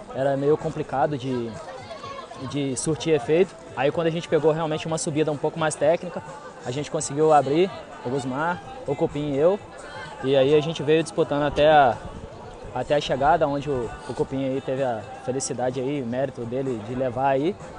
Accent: Nova Friburgo, Rio de Janeiro, Brazil; sou de Nova Friburgo, categoria sub-40

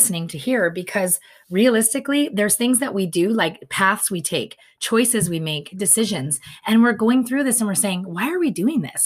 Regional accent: California, United States; we're Californians now

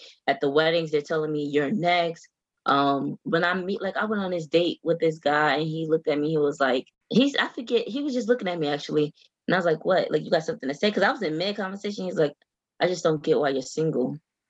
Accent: the South, United States; I'm from the South. So if you're not married by your mid-20s, what are you doing with your life?

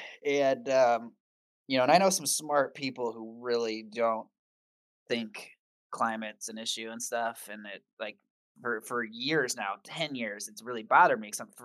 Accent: Michigan, United States; moved away; because I come from Michigan where it's, you know, snowy, very snowy. And I grew up with lots of snow, snow days from school.

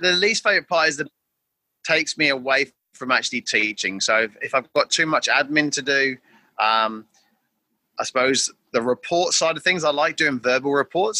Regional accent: England, United Kingdom; moved away as an adult; now in Darwin, Australia; I'm originally from England, uh, and I've been living now for nearly 20 years uh, in the top end of Australia in a place called Darwin in Northern Territory

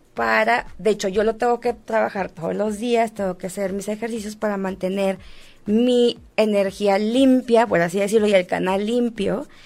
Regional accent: Monterrey, Nuevo León, Mexico; moved away; also born or lived in Mexico City; Vengo de Monterrey, Monterrey es una sociedad bastante conservadora

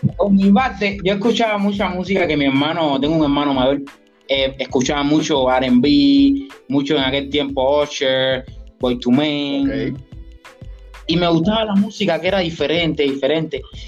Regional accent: Trinidad, Sancti Spíritus, Cuba; also born or lived in Havana; Y yo soy de aquí de Trinidad, de Cuba, nací aquí

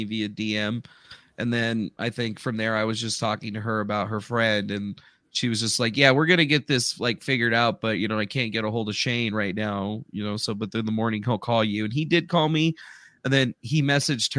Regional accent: Arizona, United States; now in Carson City, United States; I'm from Arizona, but I live in Nevada now, up in Carson City, like northern Nevada.

